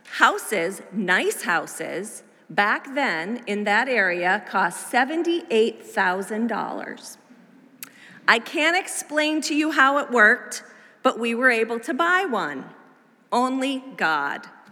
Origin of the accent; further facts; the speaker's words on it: Massachusetts, United States; our little family with a toddler sized three month old moved to New England, where I grew up as a preacher's kid